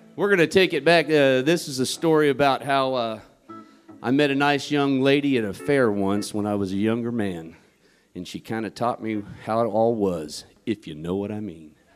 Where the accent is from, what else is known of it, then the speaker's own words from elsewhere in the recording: Lawrence, Kansas, United States; my hometown of Lawrence, Kansas